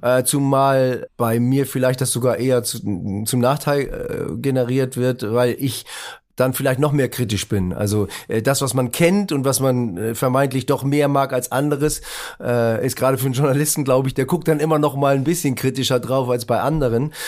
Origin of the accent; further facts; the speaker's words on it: Northern Germany, Germany; moved away as an adult; also born or lived in Baden-Baden; ich war Norddeutscher